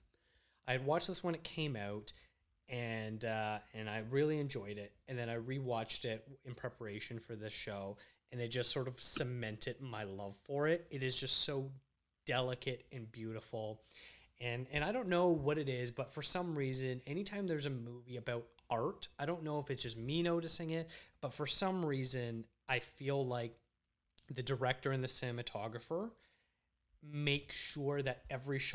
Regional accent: Canada; also born or lived in Toronto; a Canadian filmmaker

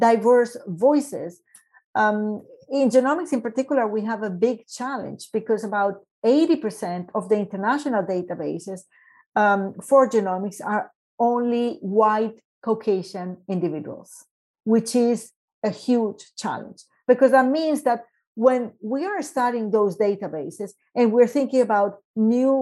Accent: Medellín, Antioquia, Colombia; moved away; also born or lived in Canada; I came back to Colombia to work as chief operating officer for Ruta N in Medellin, my hometown

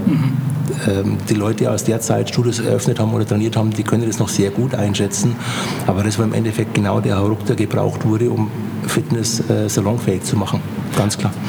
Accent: Eching, Bavaria, Germany; now in Schwabach, Germany; ich bin in Eching aufgewachsen, groß geworden. Das ist ein äh, kleiner Vorort von München, Ecke Freising, München

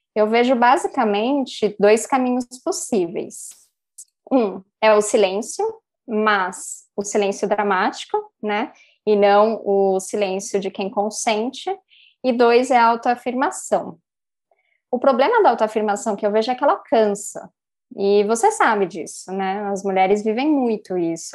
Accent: Vinhedo, São Paulo, Brazil; now in Campinas, Brazil; eu sou de São Paulo, é, eu mudei para Vinhedo bem novinha com os meus pais

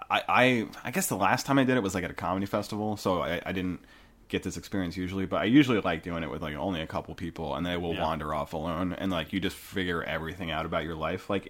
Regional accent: United States; born there; I'm only a Christian because I was born in the United States, you know, like where I was born.

